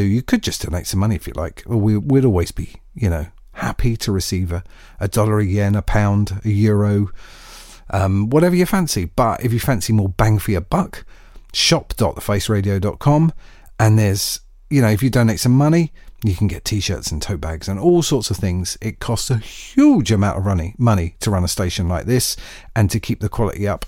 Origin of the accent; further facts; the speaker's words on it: United Kingdom; as a Brit